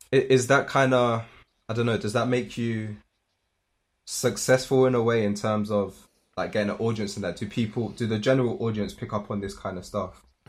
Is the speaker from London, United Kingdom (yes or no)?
yes; London, United Kingdom; moved away as an adult; now in Manchester, United Kingdom; I'm from London